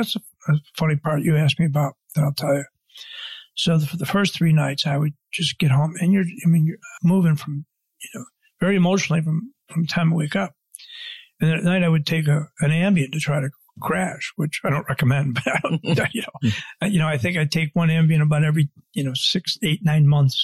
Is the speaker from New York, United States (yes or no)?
yes; Buffalo, New York, United States; I grew up in Buffalo.